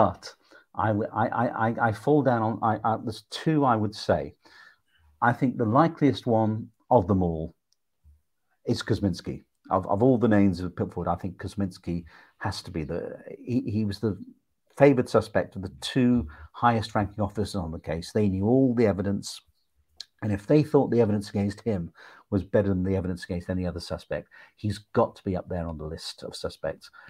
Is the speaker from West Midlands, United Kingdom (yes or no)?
yes; Stoke-on-Trent, West Midlands, United Kingdom; I come from Stoke-on-Trent, so I'm from the Midlands.